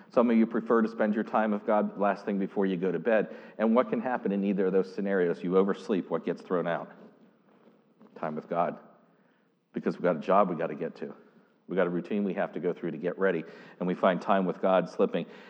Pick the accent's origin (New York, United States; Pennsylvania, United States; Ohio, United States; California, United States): Pennsylvania, United States; Pittsburgh district; moved away; I literally was born and raised on the Pittsburgh district